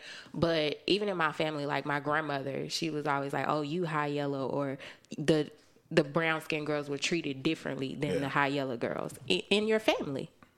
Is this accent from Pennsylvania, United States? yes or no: yes; Philadelphia, Pennsylvania, United States; Growing up in Philly, I went to an all-Black school.